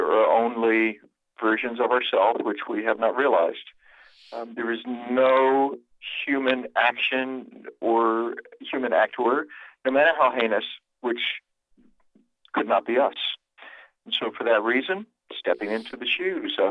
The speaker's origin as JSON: {"language": "English", "region": "South Carolina", "country": "United States", "tie": "born or raised there", "said": "I was raised in South Carolina, out in the country among the ruins of old moss-draped plantations"}